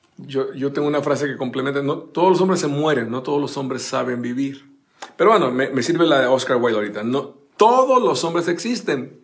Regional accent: Costa Rica; mi país natal, Costa Rica

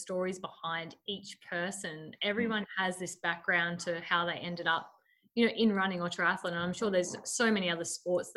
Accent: Taree, New South Wales, Australia; I myself is from Taree

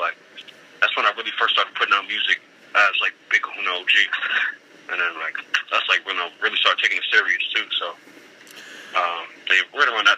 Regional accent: Richmond, Virginia, United States; also born or lived in Buffalo, New York; I grew up in Richmond. I grew up in Richmond since I was like 5, 6 years old. But like most of my family's from Buffalo

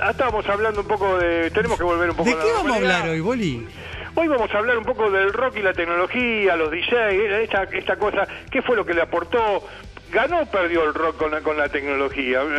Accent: Argentina; los únicos tranquilos somos nosotros, los argentinos, los uruguayos.

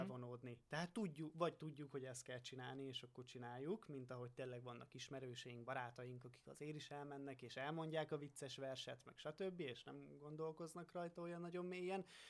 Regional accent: Hungary; én hiába faluról származom

